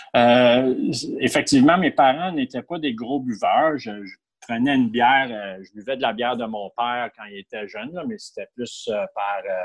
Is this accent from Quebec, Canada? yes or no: no; Ottawa, Ontario, Canada; moved away as an adult; also born or lived in Montreal; j'ai été élevé à Ottawa jusqu'à l'âge de 19 ans où j'ai déménagé à Montréal